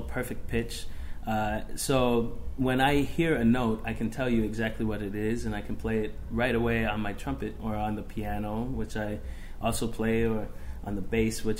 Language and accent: English; Seattle, Washington, United States; Well, I grew up in Seattle, Washington